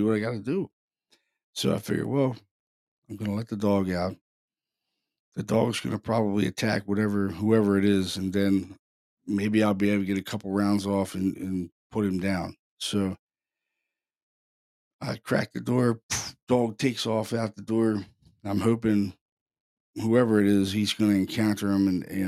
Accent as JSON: {"language": "English", "town": "Baltimore", "region": "Maryland", "country": "United States", "said": "I'm from Baltimore City. I'm from a pretty violent city."}